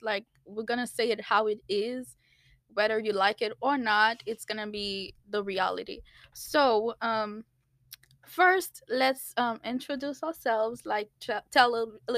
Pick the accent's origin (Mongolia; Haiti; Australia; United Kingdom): Haiti; moved away; I am also from Haiti, and I also moved here 5 years ago. I was born and raised